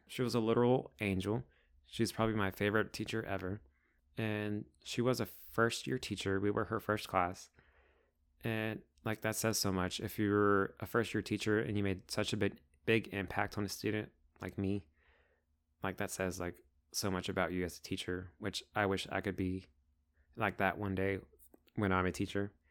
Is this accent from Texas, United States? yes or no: yes; Crandall, Texas, United States; first language Spanish; English is a second language; also born or lived in Dallas, Texas; I was born in Dallas, Texas, but I grew up in Crandall, Texas